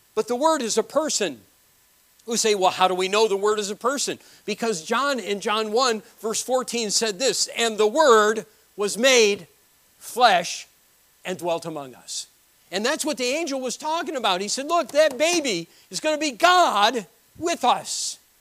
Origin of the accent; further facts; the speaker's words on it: New Britain, Connecticut, United States; moved away; I was born in New Britain, Connecticut.